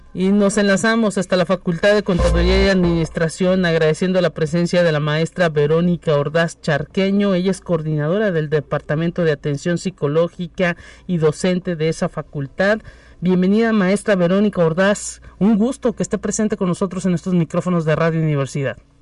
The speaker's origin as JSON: {"language": "Spanish", "region": "San Luis Potosí", "country": "Mexico", "said": "somos los potosinos privilegiados"}